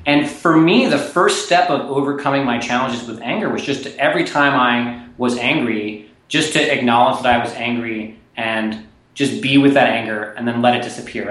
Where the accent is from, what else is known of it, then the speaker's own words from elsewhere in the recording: Nashville, Tennessee, United States; I grew up in Nashville, Tennessee